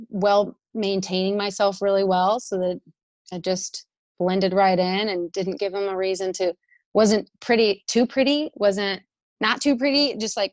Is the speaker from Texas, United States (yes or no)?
yes; Arlington, Texas, United States; moved away as an adult; growing up in Texas, where things are a little bit more older